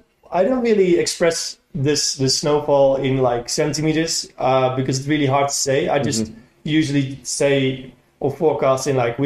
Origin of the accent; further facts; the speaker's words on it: Netherlands; now in Japan; I'm originally from the Netherlands.